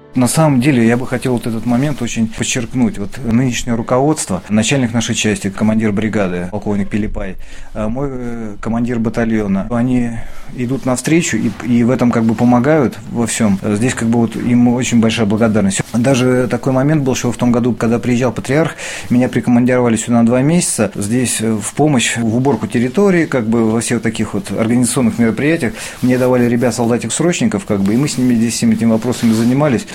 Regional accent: Sosnovy Bor, Leningrad Oblast, Russia; moved away as an adult; also born or lived in Saint Petersburg; now in Pechenga, Russia; я родился в Сосновом Бору под Санкт-Петербургом

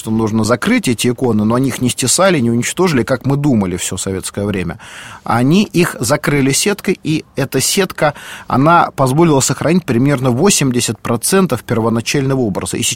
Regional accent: Moscow, Russia; я, как и многие москвичи

